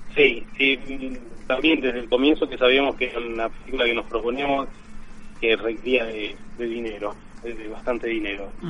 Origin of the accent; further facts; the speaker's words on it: Buenos Aires, Argentina; Yo soy del barrio, no soy del grupo de teatro, pero soy nacido y criado ahí en Catalina.